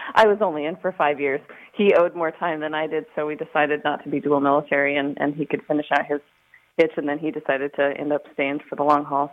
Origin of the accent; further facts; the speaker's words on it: Montana, United States; moved away; originally i'm from montana